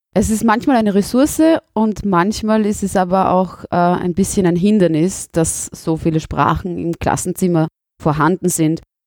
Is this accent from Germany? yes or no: no; Southern Burgenland, Austria; accent: South Burgenland dialect; now in Vienna, Austria